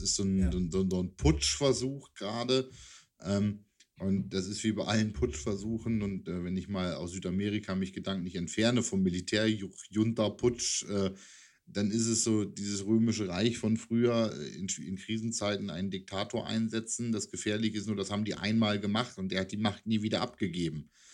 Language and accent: German; Hanover, Lower Saxony, Germany; als Hannoveraner, der natürlich in der Region Nord immer gegen die Hamburger Franchises irgendwie ran musste